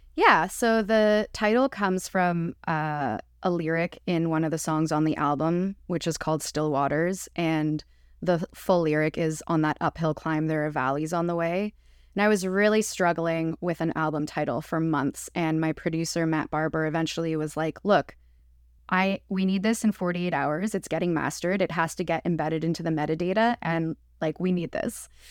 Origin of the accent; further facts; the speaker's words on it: Montreal, Quebec, Canada; moved away; also born or lived in Prince Edward Island; I grew up, I'm Jewish, I grew up in Montreal